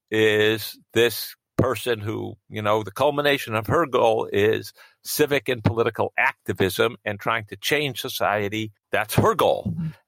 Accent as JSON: {"language": "English", "country": "Israel", "tie": "born there", "said": "before I was born, my parents moved to Israel. Um, and I was born in Israel soon after they arrived."}